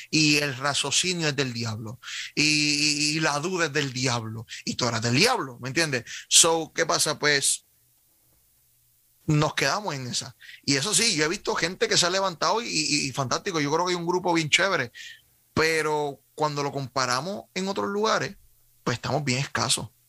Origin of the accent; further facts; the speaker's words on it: Carolina, Puerto Rico; Eh, soy de Carolina, ¿y qué pasó?